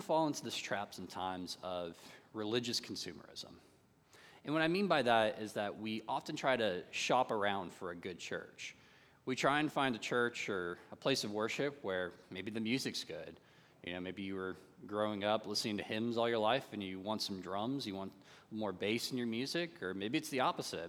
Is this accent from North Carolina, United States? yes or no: yes; North Carolina, United States; growing up in North Carolina and growing up in the Bible Belt community